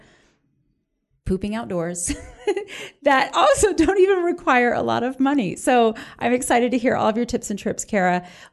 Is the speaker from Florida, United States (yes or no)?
yes; Orlando, Florida, United States; We grew up in Orlando